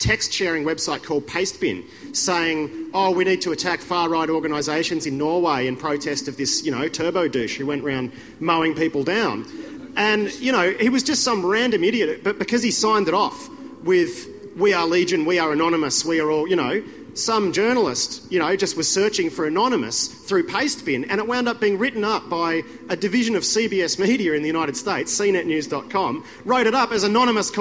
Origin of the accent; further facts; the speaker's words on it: Melbourne, Victoria, Australia; moved away; I'm originally from Melbourne